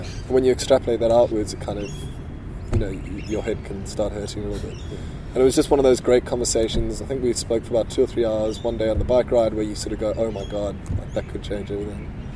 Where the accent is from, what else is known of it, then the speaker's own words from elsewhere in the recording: South Africa; I grew up in South Africa, very conservative um, socially